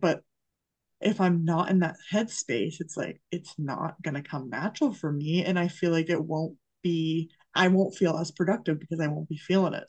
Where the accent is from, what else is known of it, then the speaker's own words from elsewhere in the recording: Massachusetts, United States; I grew up in Massachusetts